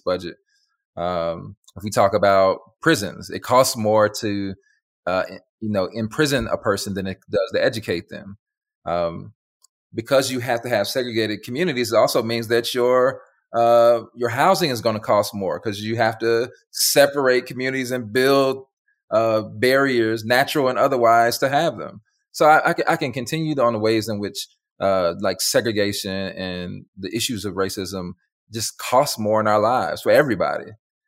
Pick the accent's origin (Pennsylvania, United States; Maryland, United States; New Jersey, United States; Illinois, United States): Illinois, United States; Chicago; now in Dallas, United States; I'm from Chicago, one of the most segregated cities in America.